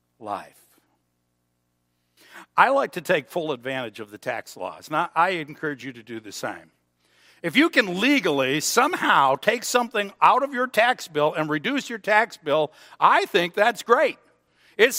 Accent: United States; I'm an American. I belong to the United States of America

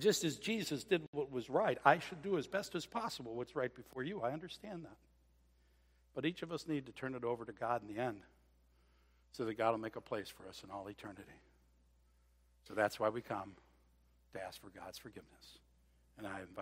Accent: Scotland, United Kingdom; I'm actually Scottish, not Irish.

